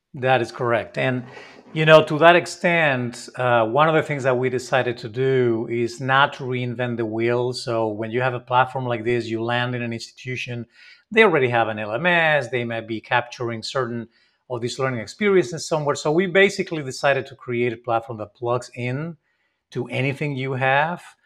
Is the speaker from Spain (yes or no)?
yes; Spain; I'm not from Mexico, I'm from Spain